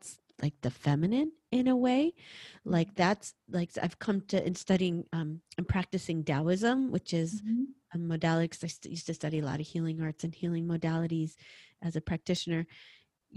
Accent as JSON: {"language": "English", "region": "New York", "country": "United States", "said": "I'm a New Yorker"}